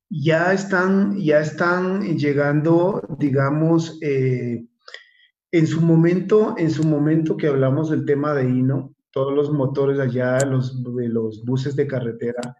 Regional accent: Carchi, Ecuador; tú vas de turismo a, mi tierra y entre, entre Tulcán y, y Barra ves que te pasa un, un, un floating un pullman carchia

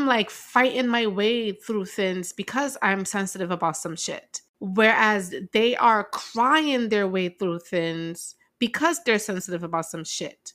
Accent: New York, United States; I grew up in New York

